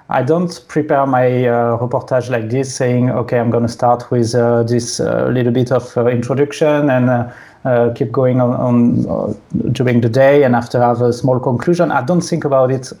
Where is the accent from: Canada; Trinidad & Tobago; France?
France; English is a second language; also born or lived in Sydney, Australia; The English at school in France is really bad